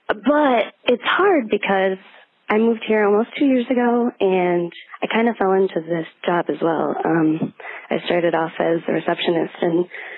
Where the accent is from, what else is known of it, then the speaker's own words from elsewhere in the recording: Michigan, United States; now in New York City, United States; I live in New York City now.